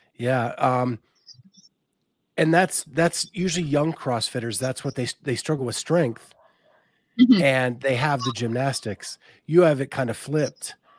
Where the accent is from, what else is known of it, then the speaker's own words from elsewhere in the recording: Pennsylvania, United States; where I grew up in Pennsylvania